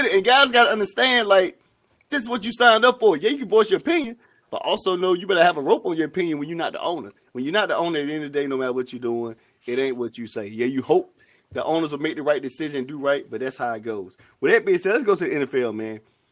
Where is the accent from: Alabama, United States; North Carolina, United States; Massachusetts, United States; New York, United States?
North Carolina, United States; my hometown is Tarver, North Carolina